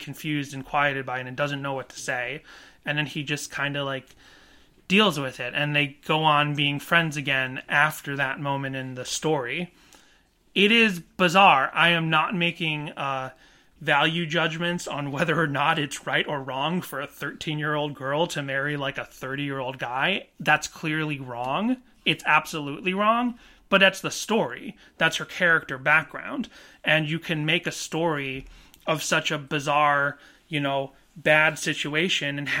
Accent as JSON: {"language": "English", "region": "Massachusetts", "country": "United States", "tie": "born or raised there", "moved": "yes", "said": "I'm from Massachusetts"}